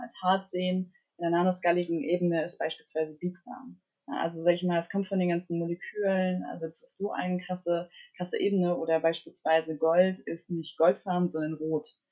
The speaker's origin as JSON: {"language": "German", "region": "Mecklenburg-Vorpommern", "country": "Germany", "tie": "born or raised there", "moved": "as an adult", "lives_now": "Berlin, Germany", "said": "komme aus Mecklenburg, aufgewachsen in Mecklenburg, bin dann 2018 nach Berlin gezogen."}